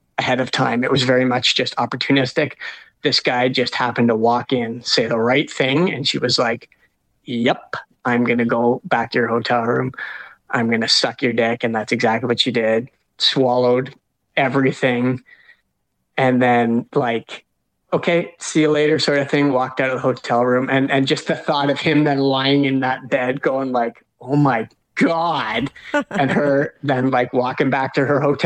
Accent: Canada; we're Canadian

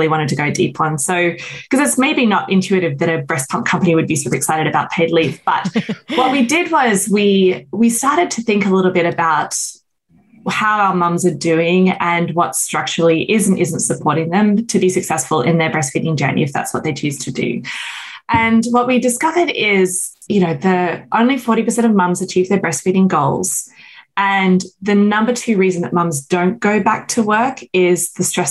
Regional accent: Australia; moved away as an adult; now in United States; I grew up in Australia

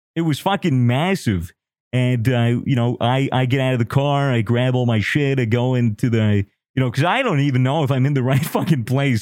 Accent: United States; I'm American

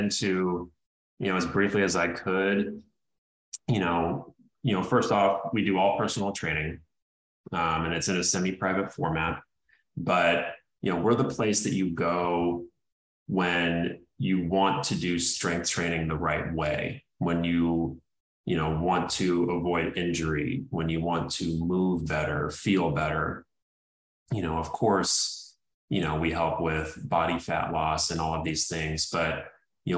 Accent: St. Louis, Missouri, United States; also born or lived in Indiana; now in Los Angeles, United States; I was born in Indiana. I grew up in St. Louis, so I came from the Midwest.

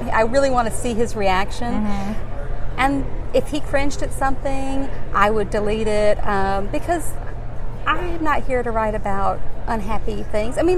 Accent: Alabama, United States; now in New York, United States; because growing up in Alabama, you know, as far as we knew, there were no gay men.

